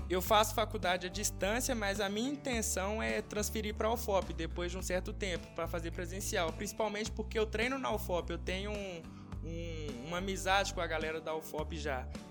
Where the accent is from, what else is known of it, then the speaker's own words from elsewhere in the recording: Ouro Preto, Minas Gerais, Brazil; sou nascido aqui em Ouro Preto